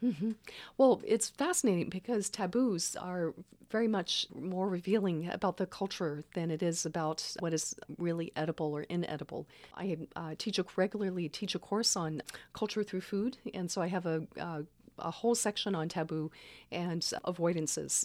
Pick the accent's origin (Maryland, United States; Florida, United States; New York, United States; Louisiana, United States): Louisiana, United States; Baton Rouge; now in Santa Cruz, United States; I grew up in Baton Rouge.